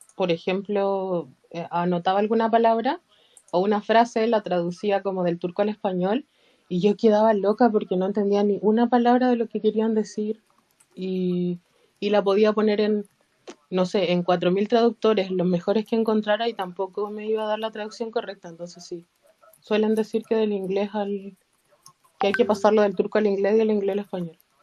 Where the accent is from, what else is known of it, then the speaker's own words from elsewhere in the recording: Chile; soy de Chile, soy de Chile.